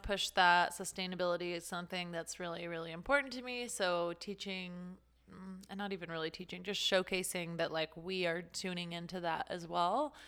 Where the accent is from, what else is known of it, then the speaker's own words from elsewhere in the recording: Las Vegas, Nevada, United States; moved away as an adult; also born or lived in California; I'm originally from Las Vegas